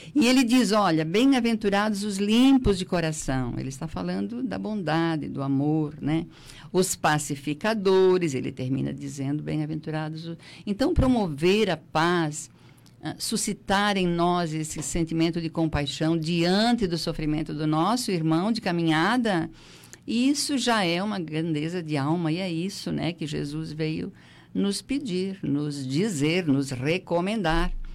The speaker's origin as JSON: {"language": "Portuguese", "town": "Treviso", "region": "Santa Catarina", "country": "Brazil", "tie": "born or raised there", "also_born_or_lived": "Siderópolis", "moved": "yes", "lives_now": "Criciúma, Brazil", "said": "eu sou, na verdade, eu sou de Treviso"}